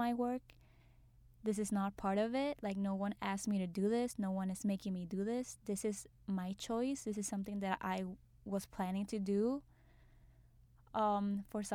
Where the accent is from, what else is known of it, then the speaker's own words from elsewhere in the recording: Puerto Rico; moved away as an adult; now in New York, United States; I was born and raised in Puerto Rico. Now I'm living in New York